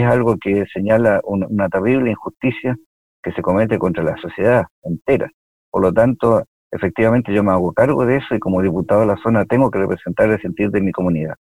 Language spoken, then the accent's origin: Spanish; Villa Alemana, Valparaíso, Chile; yo efectivamente soy de Villa Alemana, yo eh, viví en Villa Alemana, estudié en el Liceo de Villa Alemana seis años